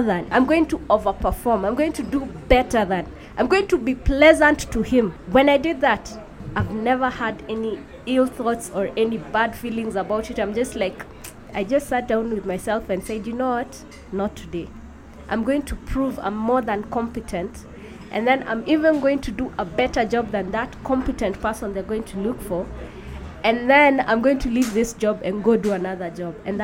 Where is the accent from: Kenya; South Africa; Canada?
Kenya; Nairobi; I'm from Nairobi, Kenya